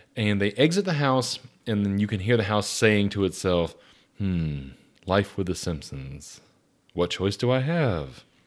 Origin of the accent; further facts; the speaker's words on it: Atlanta, Georgia, United States; I grew up in South Atlanta, very close to the Atlanta airport.